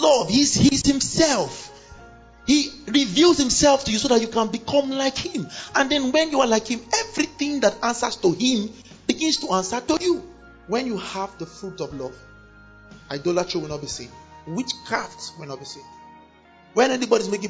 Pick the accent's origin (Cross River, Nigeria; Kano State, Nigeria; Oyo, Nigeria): Kano State, Nigeria; Kano; I grew up in Kano. I was born in Kano